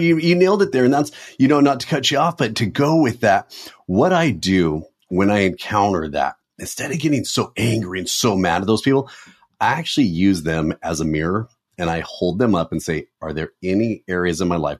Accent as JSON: {"language": "English", "region": "Southern California", "country": "United States", "tie": "born or raised there", "said": "me growing up in Southern California"}